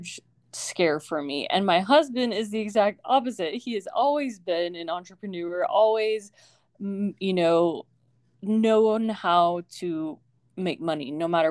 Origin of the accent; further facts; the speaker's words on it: Arizona, United States; moved away as an adult; also born or lived in Utah; move back to my hometown